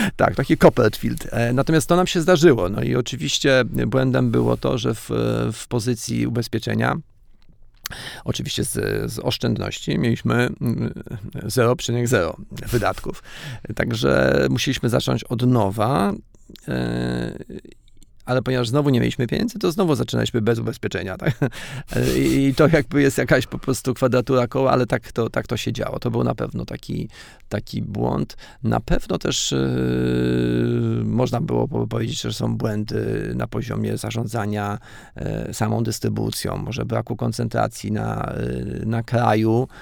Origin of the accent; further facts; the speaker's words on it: Janów Podlaski, Lublin Voivodeship, Poland; ja się urodziłem w Janowie Podlaskim